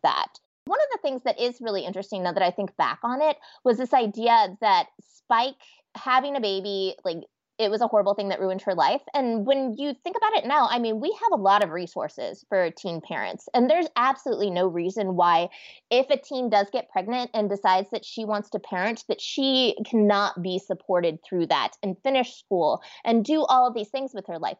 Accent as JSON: {"language": "English", "region": "Nebraska", "country": "United States", "tie": "born or raised there", "moved": "as an adult", "lives_now": "Minnesota, United States", "said": "I was raised in Nebraska, pretty uptight kid"}